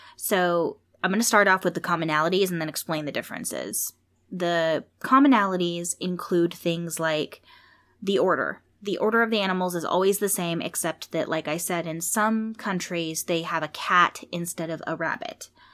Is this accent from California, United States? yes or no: yes; California, United States; I was born in California